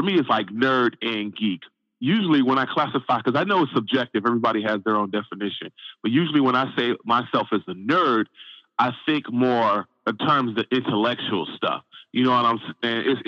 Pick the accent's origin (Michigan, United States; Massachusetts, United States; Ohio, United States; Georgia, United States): Michigan, United States; Saginaw; also born or lived in Flint, Michigan; I'm from Saginaw, Michigan. Born in Flint, but raised in Saginaw pretty much my whole life.